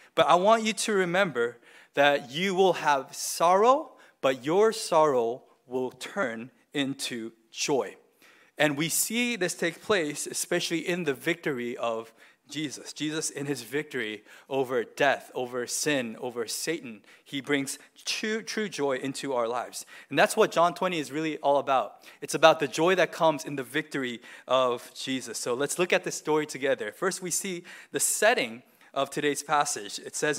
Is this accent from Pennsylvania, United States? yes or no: no; Boston, Massachusetts, United States; So I was born near Boston, and so I always say my home city is Boston. And I follow all the teams in Boston.